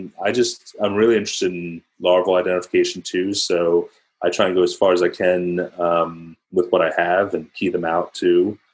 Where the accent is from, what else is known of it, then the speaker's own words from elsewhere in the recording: Philadelphia, Pennsylvania, United States; also born or lived in New York City; I grew up outside of Philadelphia